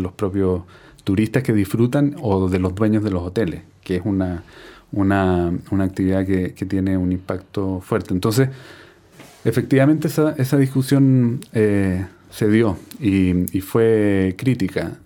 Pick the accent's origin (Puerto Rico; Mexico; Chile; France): Chile; Viña del Mar, Valparaíso; yo nací en Viña del Mar